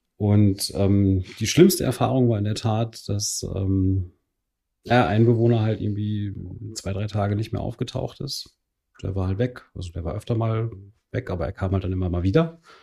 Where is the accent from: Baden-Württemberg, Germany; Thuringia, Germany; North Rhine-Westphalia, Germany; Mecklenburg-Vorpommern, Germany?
North Rhine-Westphalia, Germany; Telgte; ich selbst habe in Telchte gespielt, in dem Ort, wo ich aufgewachsen bin.